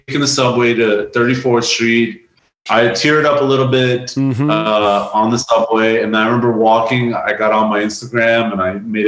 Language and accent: English; New York City, New York, United States; I grew up in New York. I grew up in Brooklyn